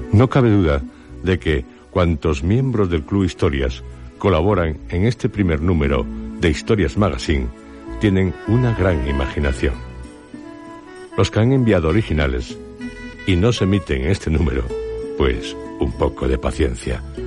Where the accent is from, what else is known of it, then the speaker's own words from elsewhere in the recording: Asturias, Spain; mi tierra, Asturias